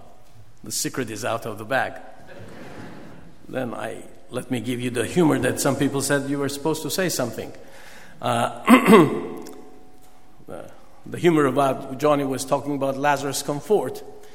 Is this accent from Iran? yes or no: yes; Iran; moved away; I was born and bred in Iran